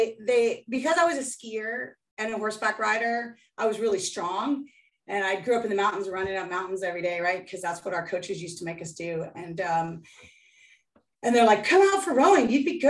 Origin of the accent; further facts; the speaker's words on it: United States; also born or lived in Idaho, United States / France; I grew up in ski areas. There's not a lot of rowing in ski areas. I grew up in Squaw Valley, Sun Valley, and the French Alps.